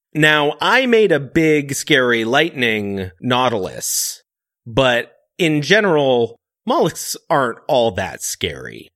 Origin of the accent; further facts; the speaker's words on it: Seattle, Washington, United States; I'm from Seattle